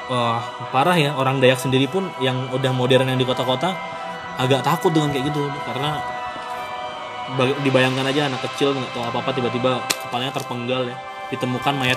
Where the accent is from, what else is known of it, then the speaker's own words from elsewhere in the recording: Central Kalimantan, Indonesia; asalku itu dari Kalimantan Tengah.